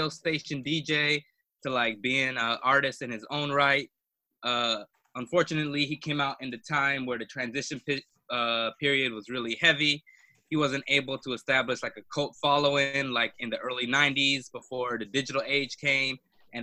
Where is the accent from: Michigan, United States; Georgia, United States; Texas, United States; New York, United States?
Georgia, United States; Atlanta; I'm from Atlanta